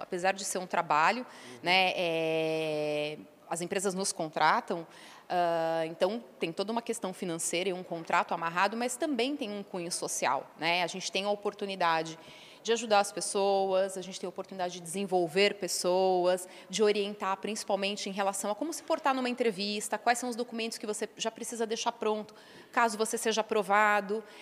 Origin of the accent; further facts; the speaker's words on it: São Paulo, Brazil; Eu sou de São Paulo mesma, né, nasci aqui, estudei, morei um tempo fora é, eh, para estudar idioma, mas sou de São Paulo, natural